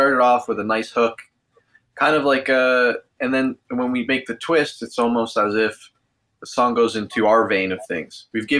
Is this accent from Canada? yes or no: yes; Brampton, Ontario, Canada; also born or lived in Mississauga; Yeah, we both grew up in Brampton, too.